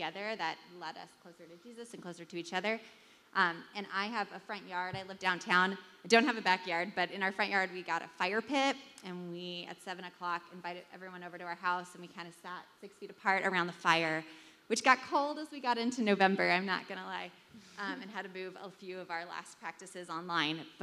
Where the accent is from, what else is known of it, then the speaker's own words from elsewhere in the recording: California, United States; moved away; I'm from California. I've spent a lot of my time abroad